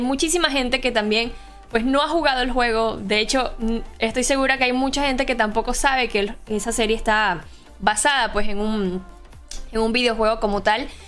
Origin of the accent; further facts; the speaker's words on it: Boquete, Chiriquí, Panama; yo soy de Boquete